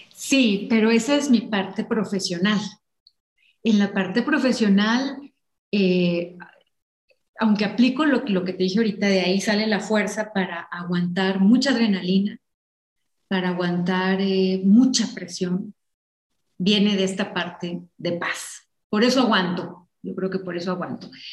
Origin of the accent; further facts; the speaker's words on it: Ensenada, Baja California, Mexico; moved away; Yo crecí en Ensenada y fui una niña muy de jardín